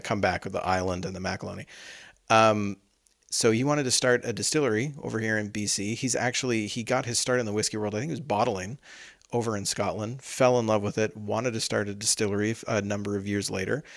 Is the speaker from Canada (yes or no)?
yes; Canada; we're Canadian